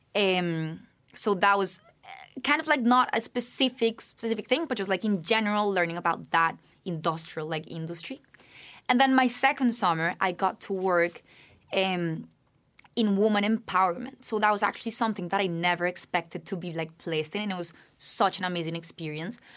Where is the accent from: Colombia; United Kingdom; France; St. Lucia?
Colombia; Bogotá, Bogotá Capital District; now in United States; I'm originally from Bogotá, Colombia